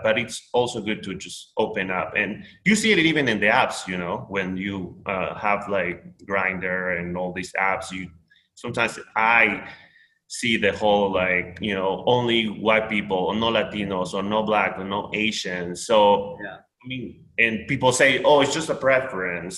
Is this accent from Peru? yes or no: yes; Peru; English is a second language; now in United States; I am Peruvian, born and raised.